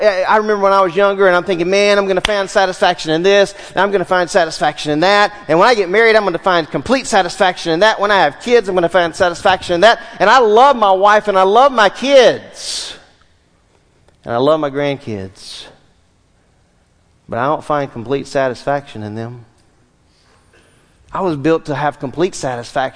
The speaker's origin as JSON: {"language": "English", "region": "Southwest Louisiana", "country": "United States", "tie": "born or raised there", "said": "When I was a child, I grew up in Southwest Louisiana"}